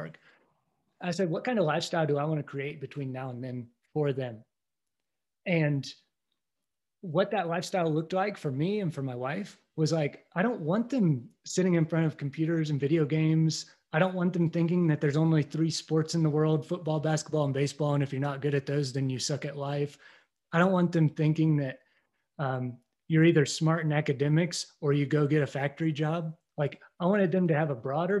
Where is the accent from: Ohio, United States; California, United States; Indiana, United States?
Indiana, United States; moved away; I was born and raised in Indiana